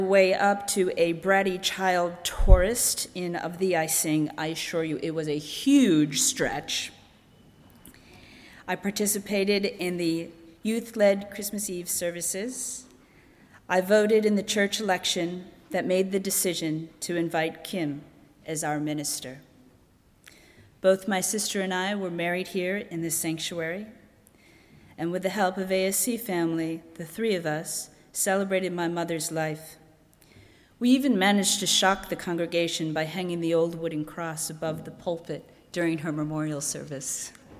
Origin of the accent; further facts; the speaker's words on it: Boston, Massachusetts, United States; I grew up in Arlington Street Church.